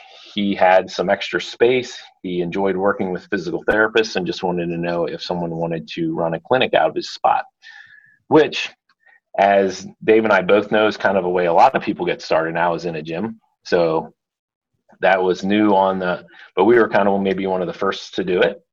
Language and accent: English; Pennsylvania, United States; I grew up in Pennsylvania, kind of in a real small town